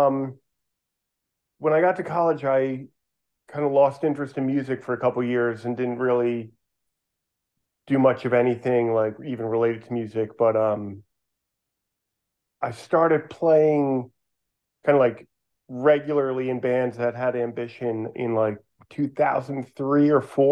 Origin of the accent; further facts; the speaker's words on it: Willow Grove, Pennsylvania, United States; I grew up where I was at. It's called Willow Grove. And just north of here